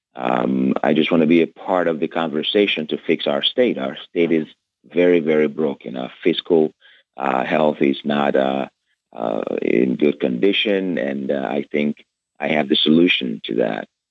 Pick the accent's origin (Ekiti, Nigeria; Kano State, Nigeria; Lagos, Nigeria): Lagos, Nigeria; moved away as an adult; now in United States; I was born in Lagos, Nigeria, uh, and I grew up under a dictatorship